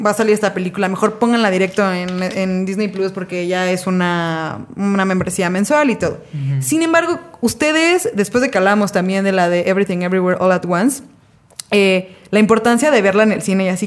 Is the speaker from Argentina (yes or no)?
no; Mexico; como mexicanos que somos, eh, vivimos en un país donde la cultura está muy arraigada